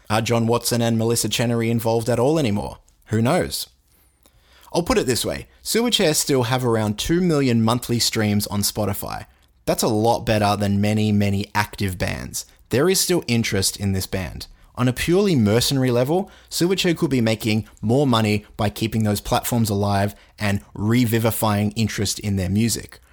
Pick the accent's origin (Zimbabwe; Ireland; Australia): Australia; I'm Australian